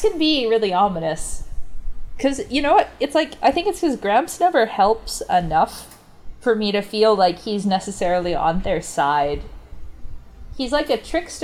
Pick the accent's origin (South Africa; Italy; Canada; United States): Canada; Calgary, Alberta; I'm from Calgary